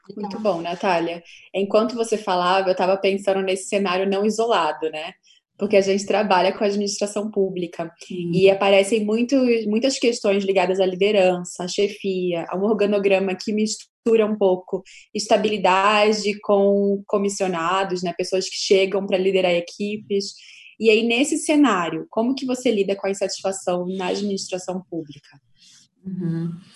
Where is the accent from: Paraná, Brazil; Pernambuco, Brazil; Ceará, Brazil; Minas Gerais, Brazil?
Pernambuco, Brazil; Recife; now in São Paulo, Brazil; eu sou de Recife